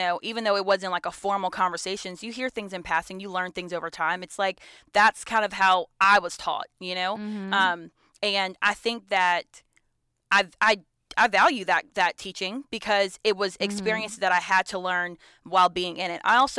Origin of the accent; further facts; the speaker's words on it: Georgia, United States; You know, I'm from Metro Atlanta, North Georgia area, like, you know, mm-hmm. Gwinnett County. That's where I grew up in.